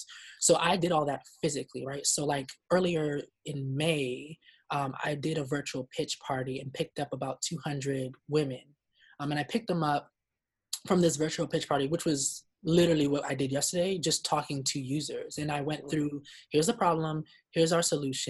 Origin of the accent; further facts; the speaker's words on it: Nigeria; I'm Nigerian